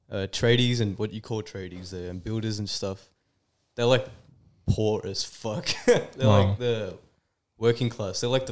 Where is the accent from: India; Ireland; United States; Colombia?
India; Goa; first language Konkani; my language, my mother tongue, {S3} yeah, {S2} is called Konkani. And a lot of people in Goa, that's their main language.